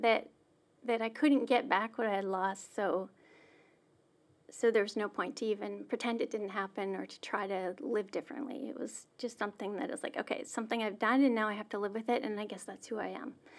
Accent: Melfort, Saskatchewan, Canada; I grew up in a small town in Saskatchewan, Melfort, Saskatchewan

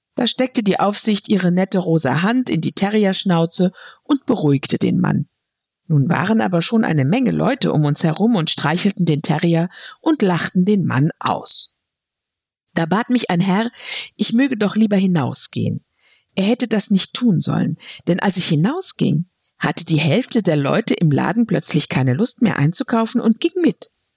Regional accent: Frankfurt, Hesse, Germany; Als Frankfurterin

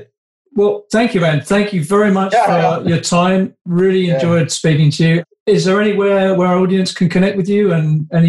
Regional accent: London, United Kingdom; moved away; also born or lived in Canada; I'm from West London

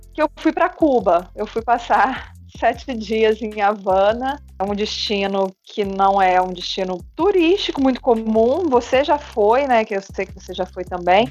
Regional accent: Minas Gerais, Brazil; moved away as an adult; also born or lived in Rio de Janeiro; eu já morava em outro estado diferente diferente do, do meu estado natal, né? eu morava no Rio de Janeiro, é, eu sou de Minas

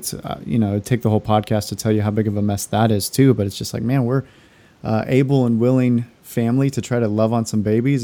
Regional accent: Stockton, California, United States; I grew up in Stockton, California, which is one of the highest crime rates, highest violent crime.

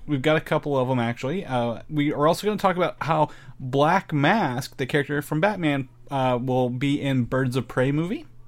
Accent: near Louisville, Indiana, United States; I grew up near Louisville

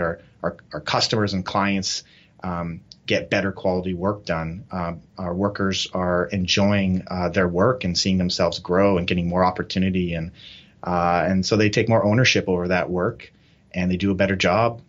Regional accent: Canada; moved away as an adult; now in Nepal; so we're Canadian

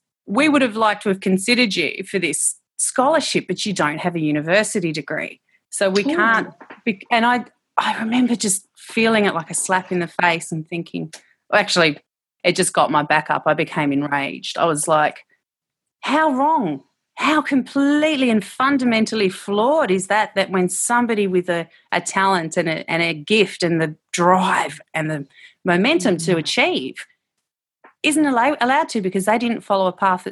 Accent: Tasmania, Australia; I was brought up in Tasmania and I'm in Devonport

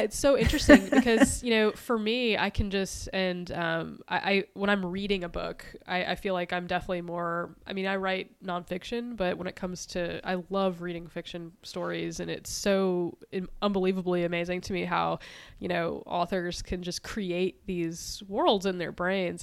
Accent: East Coast, United States; growing up on the East Coast

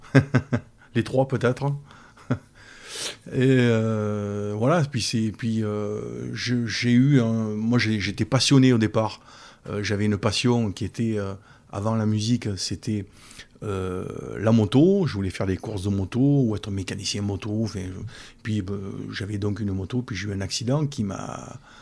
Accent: Brignoles, Provence-Alpes-Côte d'Azur, France; je suis né à Brion et, et j'y vis

